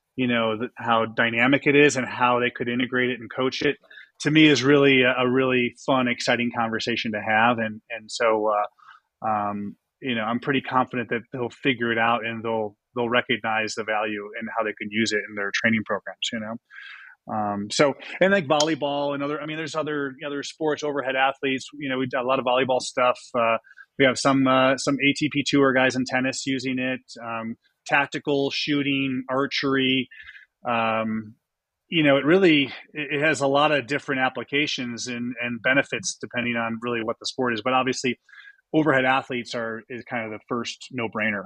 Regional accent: Buffalo, New York, United States; moved away; also born or lived in Boston; I grew up in Buffalo, New York.

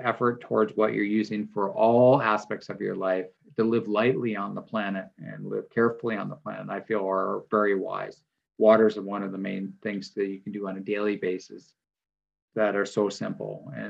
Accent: Midwest, United States; how I grew up in the Midwest

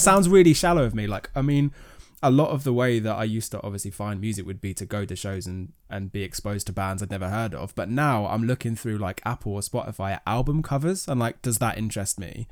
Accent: Kent, South East England, United Kingdom; I grew up in Kent

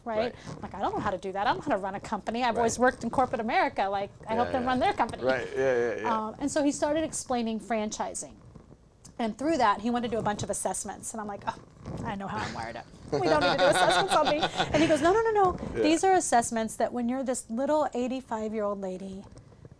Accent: Midwest, United States; also born or lived in Richmond, Virginia / Los Angeles; now in Sarasota, United States; I grew up in the Midwest

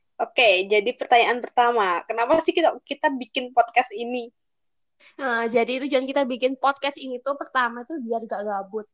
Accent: Java, Indonesia; accent: medok; aku pasti medok

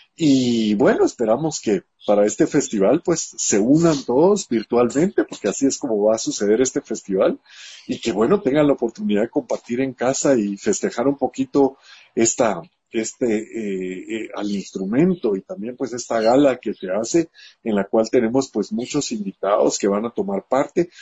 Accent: Guatemala

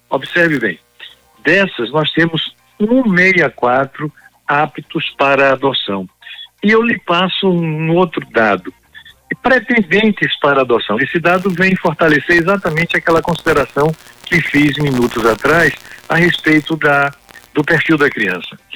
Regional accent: Conceição do Coité, Bahia, Brazil; born there; um pedaço do céu que caiu na terra chamada Conceição do Coité, foi lá onde eu nasci.

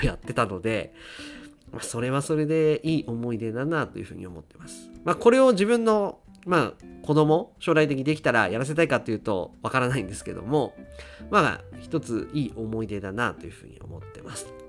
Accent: Akita, Japan; now in Tokyo, Japan; 私の実家、まあ、まあ、あの、父親と母親が住んでいる秋田の実家

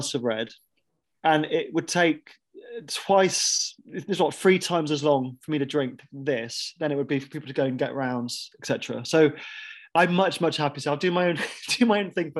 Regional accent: Bath, South West England, United Kingdom; Bath being my hometown, I was brought up on the stuff

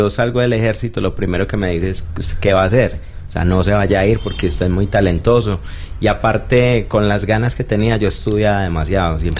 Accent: Santa Bárbara, Antioquia, Colombia; porque en el pueblo, yo soy de Santa Bárbara, Antioquia, es un pueblo

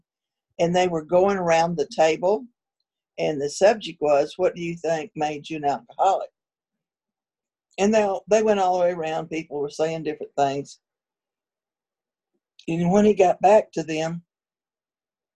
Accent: West Texas, United States; I was born out in West Texas

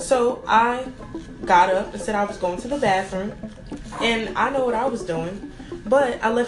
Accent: New York, United States; I'm 23 years old. I'm from New York.

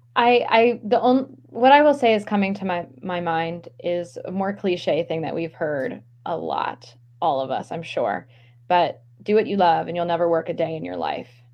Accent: Maryland, United States; now in Philadelphia, United States; I grew up in Maryland, just just below the Mason Dixon line

